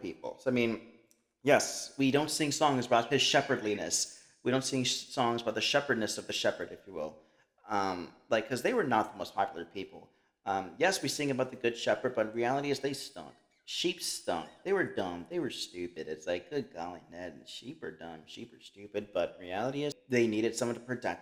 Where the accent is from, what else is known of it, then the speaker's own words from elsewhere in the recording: Colombia; I'm a dark-skinned individual. I'm from Colombia.